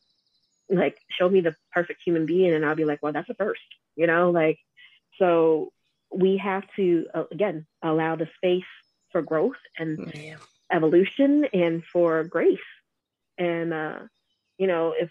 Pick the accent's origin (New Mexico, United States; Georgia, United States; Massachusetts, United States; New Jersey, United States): Georgia, United States; also born or lived in Atlanta; I was born and raised in Georgia